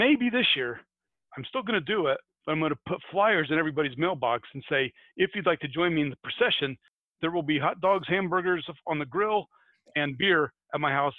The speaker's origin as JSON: {"language": "English", "country": "United States", "said": "because I'm American."}